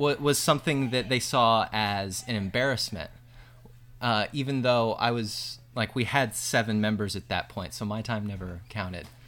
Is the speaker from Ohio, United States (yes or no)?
yes; Findlay, Ohio, United States; I grew up mainly in Northwest Ohio, about forty-five minutes south of Toledo in a little town called Findlay